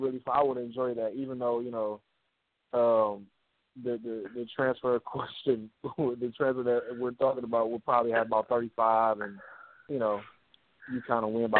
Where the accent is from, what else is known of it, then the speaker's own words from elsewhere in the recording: Detroit, Michigan, United States; First of all, we're from Detroit.